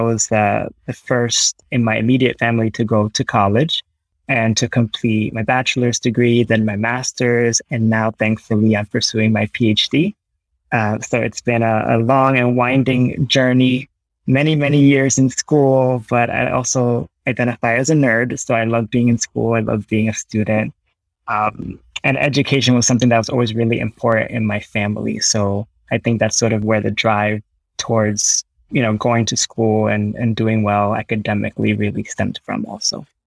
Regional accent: New Jersey, United States; My parents were born in Puerto Rico, but I was born in New Jersey. Uh, but I was raised with Puerto Rican food and music and tradition

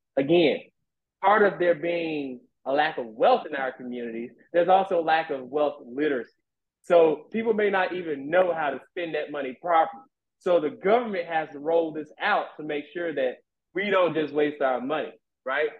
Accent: Shreveport, Louisiana, United States; I'm from Shreveport, Louisiana

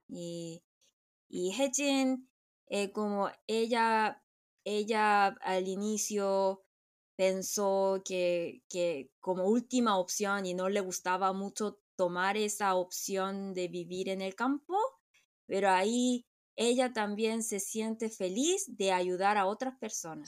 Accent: Chile; moved away; also born or lived in South Korea; porque yo crecí en Chile

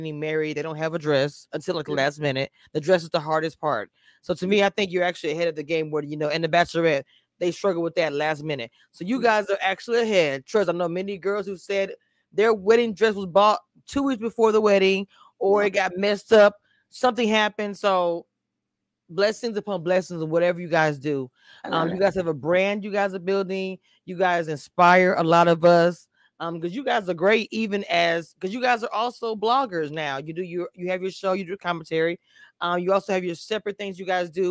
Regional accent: hometown Natchitoches, Louisiana, United States; I'm from Louisiana

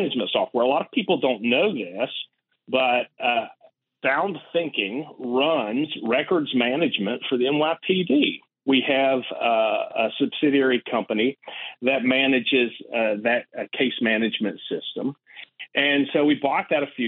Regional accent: West Virginia, United States; moved away; I was born and raised in West Virginia.

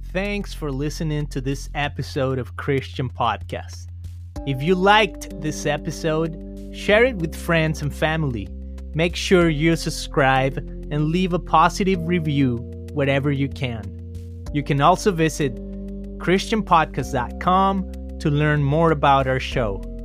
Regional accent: Guadalajara, Jalisco, Mexico; now in Costa Mesa, United States; I'm originally from Guadalajara, Jalisco, Mexico, and this transmission is being broadcasted from a little tiny house in Costa Mesa, California

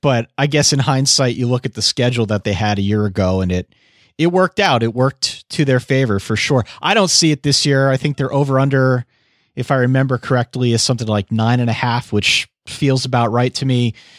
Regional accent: Eastern Pennsylvania, United States; accent: Eastern Pennsylvania; my Eastern Pennsylvania accent

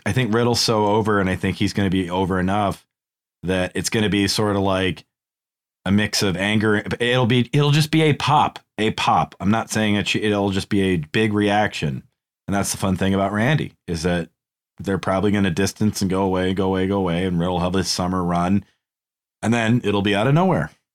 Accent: New England, United States; We're from New England

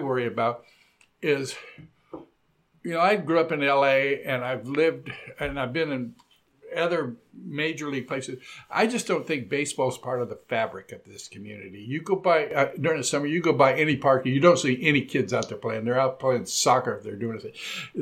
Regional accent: Southern California, United States; now in Portland, United States; when I grew up in Southern California, it was in the 50s

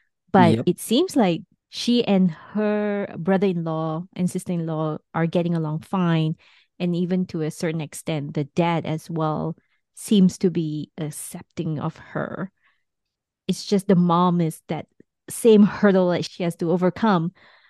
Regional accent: Ukraine; You know, you're from Moldova. I'm from Ukraine. Like, we're neighbors.

